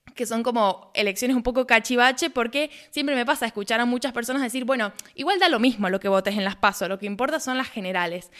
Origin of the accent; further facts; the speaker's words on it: Argentina; haciendo periodismo desde Argentina